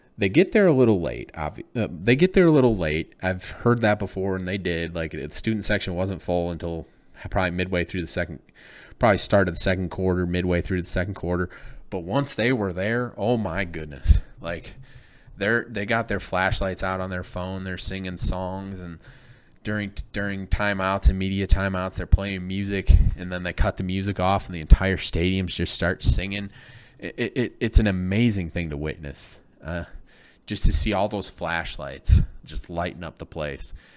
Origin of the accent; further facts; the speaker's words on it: Michigan, United States; now in Illinois, United States; growing up in Michigan, growing up in Big Ten country, living in Illinois now